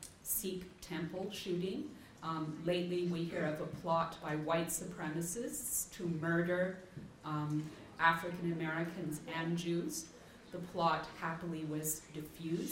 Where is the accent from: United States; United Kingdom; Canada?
Canada; in my own country, Canada